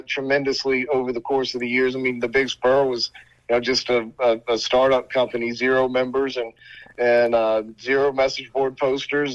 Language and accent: English; Columbia, South Carolina, United States; born and raised in Columbia, went to Spring Valley High School